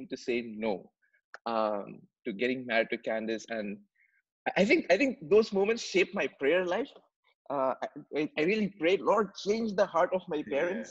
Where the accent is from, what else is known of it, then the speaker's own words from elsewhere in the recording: Dubai, United Arab Emirates; I was born and raised in Dubai.